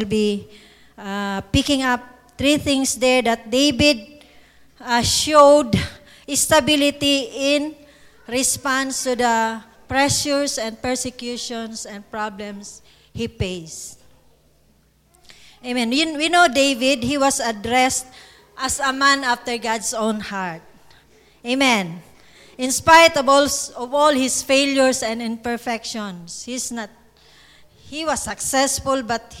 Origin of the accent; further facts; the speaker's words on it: Philippines; English is a second language; We have a saying in the Philippines